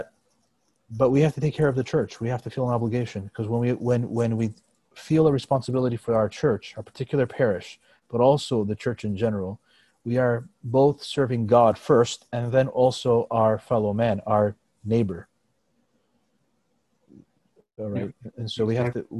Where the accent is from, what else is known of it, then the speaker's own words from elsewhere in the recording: United States; I was born in the United States, so my native land, but also my ancestral land in Greece.